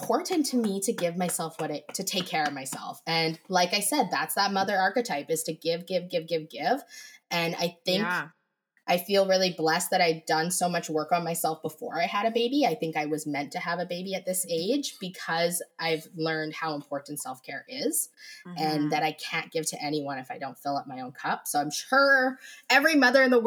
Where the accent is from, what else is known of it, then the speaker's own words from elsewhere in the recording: Canada; I am Canadian